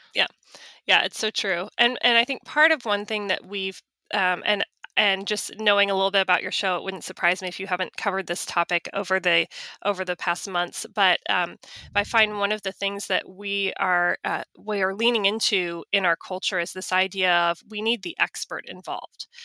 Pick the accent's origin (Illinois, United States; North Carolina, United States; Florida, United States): North Carolina, United States; Charlotte; I worked for a, a large law firm in my hometown, in my town of Charlotte.